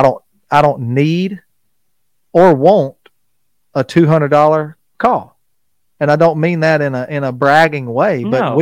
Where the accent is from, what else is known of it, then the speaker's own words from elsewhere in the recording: Arkansas, United States; being where we're located in South Arkansas, we're not far from North Louisiana, where Haydale Game Calls is located